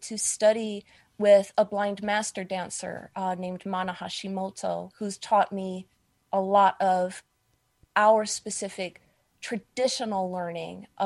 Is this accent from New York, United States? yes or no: yes; New York City, New York, United States; I am a New Yorker. I live in Manhattan.